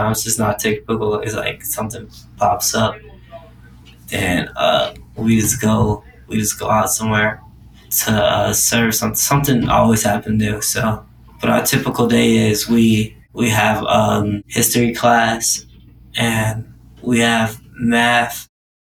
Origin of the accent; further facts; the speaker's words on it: Indianapolis, Indiana, United States; now in Atlanta, United States; I come from Indianapolis